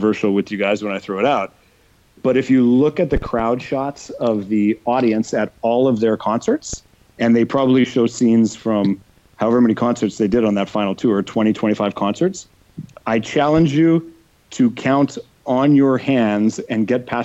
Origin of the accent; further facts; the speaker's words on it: Canada; I like being Canadian, and I want to promote the fact that I am Canadian.